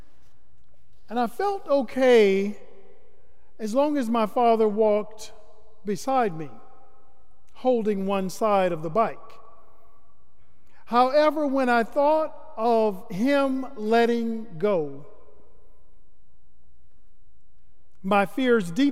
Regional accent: Starke, Florida, United States; now in Atlanta, United States; growing up in Florida. While being in Stark, Florida, my hometown

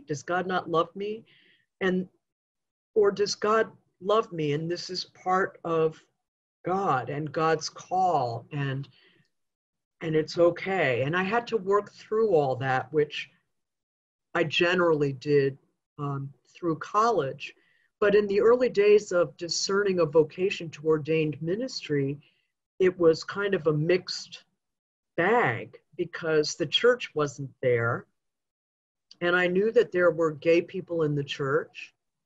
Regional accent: Goshen, New York, United States; a little girl growing up in Goshen, New York

